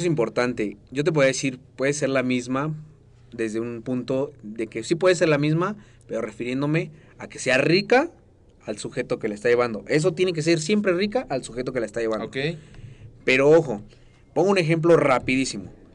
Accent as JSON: {"language": "Spanish", "country": "Mexico", "said": "yo soy mexicano"}